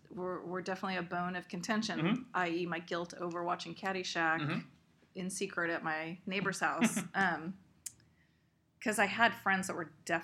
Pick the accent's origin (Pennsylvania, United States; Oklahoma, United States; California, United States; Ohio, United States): California, United States; Fremont; now in San Diego, United States; Because I grew up in Fremont.